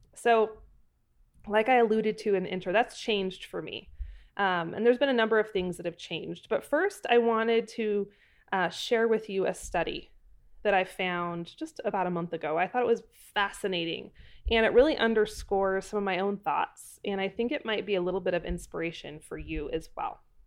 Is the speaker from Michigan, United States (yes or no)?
no; Pacific Northwest, Idaho Panhandle, United States; I am from the Pacific Northwest, up in the Idaho Panhandle, and we had very dark, very dreary, gloomy, uh, falls and winters